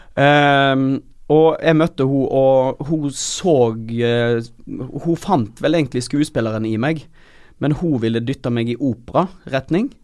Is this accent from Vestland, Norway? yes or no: yes; Øystese, Vestland, Norway; moved away; Jeg er fra Øystese